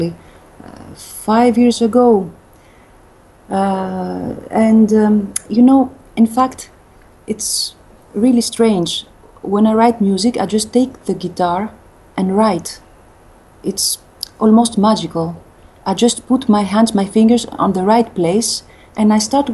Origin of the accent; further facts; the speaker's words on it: France; first language Greek; English is a second language; also born or lived in Greece; now in Athens, Greece; Greek is my, I'm a native speaker. But also French is almost my mother tongue because I lived in France since I was a kid.